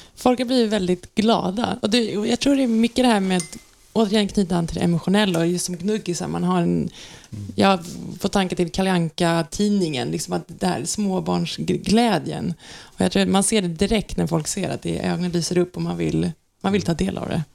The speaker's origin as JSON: {"language": "Swedish", "country": "Sweden", "said": "som svenskar"}